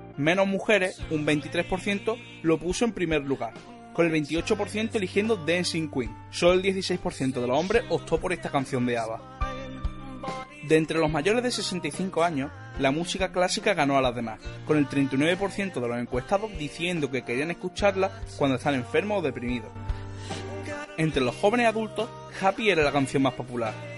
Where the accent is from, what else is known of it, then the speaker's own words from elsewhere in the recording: Andalusia, Spain; soy andaluz